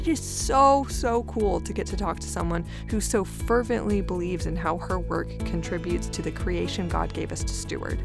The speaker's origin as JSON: {"language": "English", "region": "Gulf Coast", "country": "United States", "tie": "born or raised there", "said": "growing up on the Gulf Coast"}